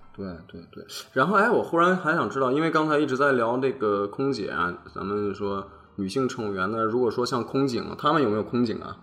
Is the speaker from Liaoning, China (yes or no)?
no; Xining, Qinghai, China; moved away; 我老家是在，呃，我们祖国的大西北